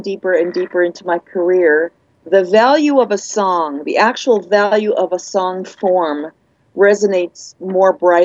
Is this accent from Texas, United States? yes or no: no; New York, United States; now in California, United States; I'm a New Yorker